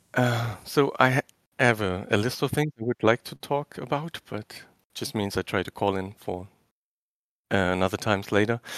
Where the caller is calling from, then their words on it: Germany; I'm calling from Germany. It's three A M here.